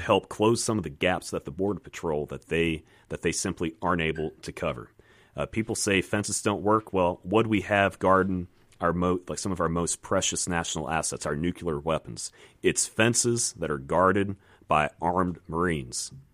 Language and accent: English; Virginia, United States; moved away as an adult; now in Mississippi, United States; I'm from Virginia originally, but I decided that I like this place and, uh, figured to put down some roots here